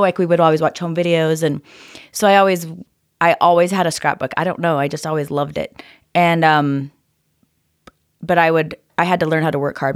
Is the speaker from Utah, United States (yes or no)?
yes; Orem, Utah, United States; Grew up right here in Orem, Utah.